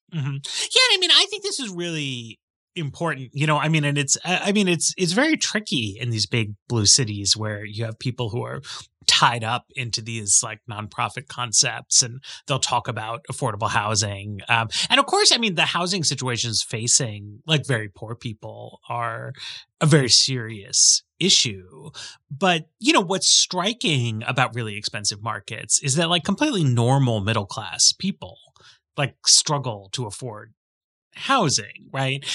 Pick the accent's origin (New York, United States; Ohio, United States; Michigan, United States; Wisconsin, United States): New York, United States; I grew up in New York and people take the subway everywhere.